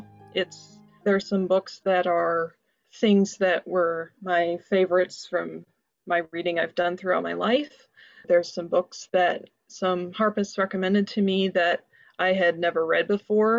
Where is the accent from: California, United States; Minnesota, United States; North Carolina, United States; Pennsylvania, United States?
Minnesota, United States; White Bear Lake; also born or lived in Toronto; I'm from White Bear Lake, Minnesota